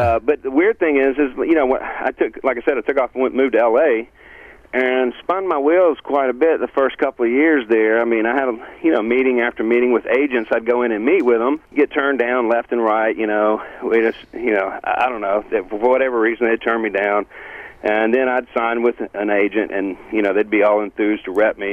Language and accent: English; Greenville, Mississippi, United States; moved away; growing up in Greenville